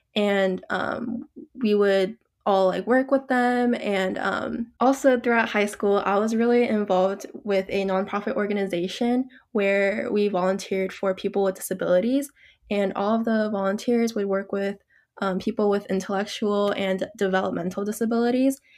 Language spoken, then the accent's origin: English; Georgia, United States; moved away as an adult; I was actually born and raised in Georgia all my life.